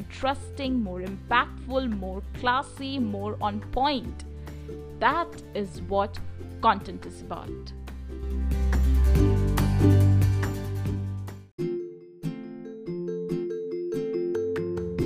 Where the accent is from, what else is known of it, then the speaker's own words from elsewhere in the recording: India; I hail from India, and in India, we speak Hindi.